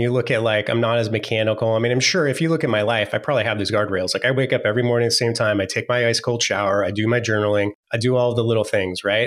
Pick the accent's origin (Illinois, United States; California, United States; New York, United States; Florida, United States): California, United States; San Francisco Bay Area; I was born in the San Francisco Bay Area. So I got to see you know, it's, it go in from sprawling orchards, you know, in the Silicon Valley to whatever it is today. A, a lot of time I spent my early days, days there